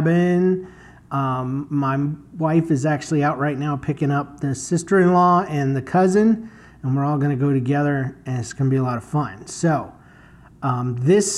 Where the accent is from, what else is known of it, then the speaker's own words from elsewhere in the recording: Florida, United States; now in St. Louis, United States; I'm from Florida, and it is so dang hot